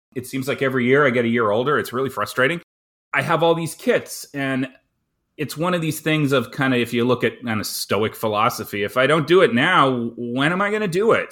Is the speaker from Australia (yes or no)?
no; Canada; I'm a Canadian